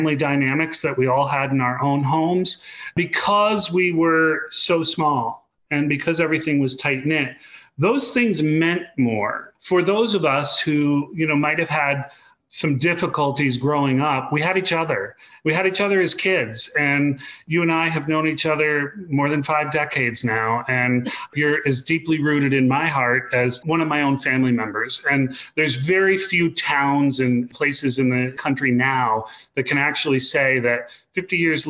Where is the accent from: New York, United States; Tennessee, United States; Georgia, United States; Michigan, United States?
New York, United States; Hollowville; moved away; growing up in Hollowville, New York